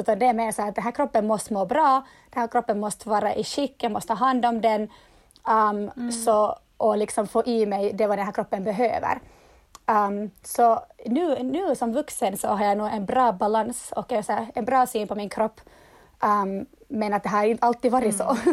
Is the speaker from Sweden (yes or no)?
no; Turku, Southwest Finland, Finland; jag kommer från Åbo och jag driver dansstudion KDC i Åbo